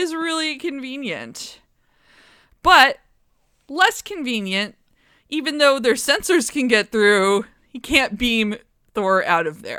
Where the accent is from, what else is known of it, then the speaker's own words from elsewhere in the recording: United States; We're American.